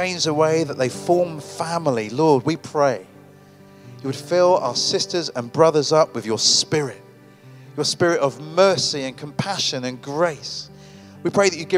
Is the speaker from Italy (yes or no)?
no; United Kingdom; I'm a Brit.